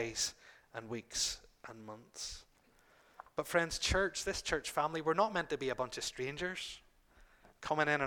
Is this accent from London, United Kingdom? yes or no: no; Northern Ireland, United Kingdom; we're from Northern Ireland